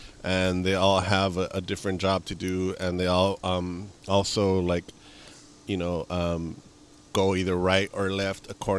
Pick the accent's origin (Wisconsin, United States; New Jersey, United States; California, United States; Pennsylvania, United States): California, United States; Los Angeles; I grew up in East